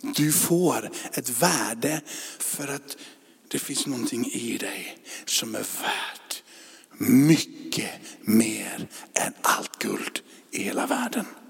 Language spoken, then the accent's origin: Swedish; Sweden; vi är svenskar.